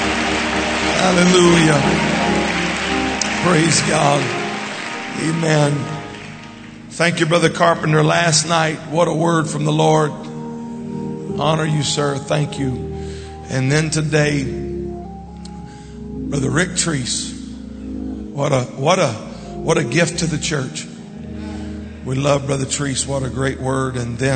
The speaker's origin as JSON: {"language": "English", "town": "Baton Rouge", "region": "Louisiana", "country": "United States", "tie": "born or raised there", "said": "I grew up in Baton Rouge, Louisiana, where my father was the pastor of the United Pentecostal Church"}